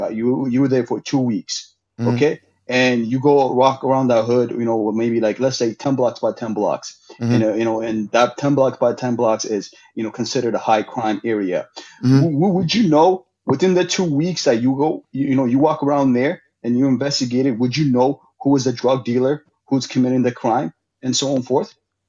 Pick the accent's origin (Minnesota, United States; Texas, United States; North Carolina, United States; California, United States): Minnesota, United States; Minneapolis